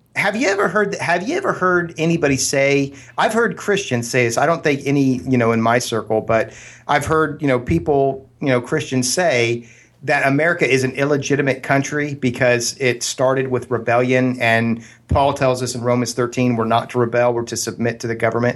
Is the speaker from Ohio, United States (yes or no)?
yes; Columbus, Ohio, United States; now in Pleasanton, California, United States; growing up in Columbus, Ohio